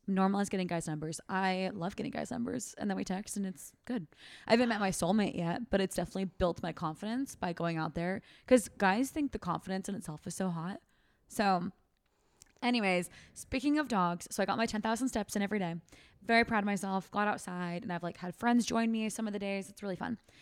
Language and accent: English; Fair Oaks, California, United States; My hometown, Fair Oaks, California